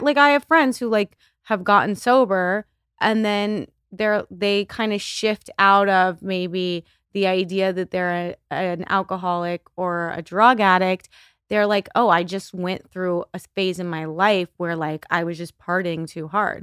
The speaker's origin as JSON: {"language": "English", "town": "El Paso", "region": "Texas", "country": "United States", "tie": "born or raised there", "moved": "yes", "lives_now": "Los Angeles, United States", "said": "I grew up in El Paso, Texas"}